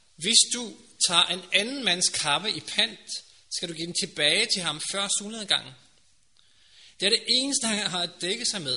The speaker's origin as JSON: {"language": "Danish", "country": "Norway", "second_language": "Danish", "moved": "yes", "lives_now": "Denmark", "said": "Jeg er også fremmed, jeg kommer fra Norge"}